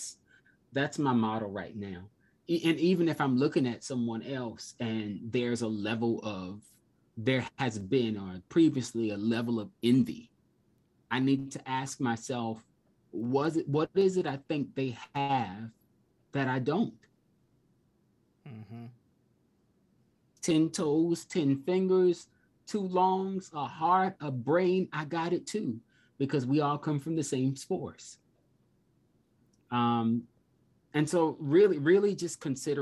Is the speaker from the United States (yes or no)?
yes; South Carolina, United States; I was raised in South Carolina